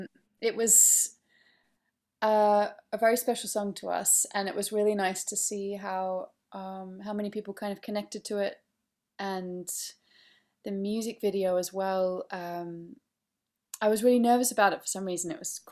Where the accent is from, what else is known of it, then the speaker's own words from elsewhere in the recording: Australia; But anyway, so I grew up in Australia, and actually mainly studied classical music.